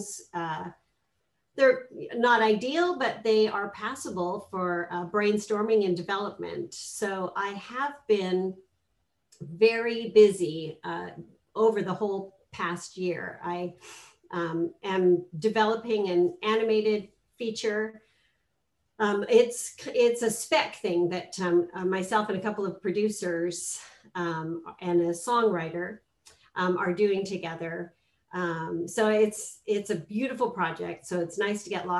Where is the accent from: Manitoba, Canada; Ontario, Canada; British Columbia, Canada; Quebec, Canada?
British Columbia, Canada; Vancouver; moved away as an adult; also born or lived in Scotland / United States; now in Los Angeles, United States; I was born in Scotland, and then my parents moved to Canada when I was a kid